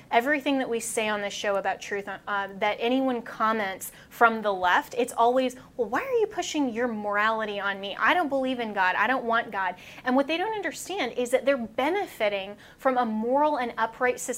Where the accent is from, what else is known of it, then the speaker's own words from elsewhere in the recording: Colorado, United States; beautiful I, uh, place. I, that's my home state.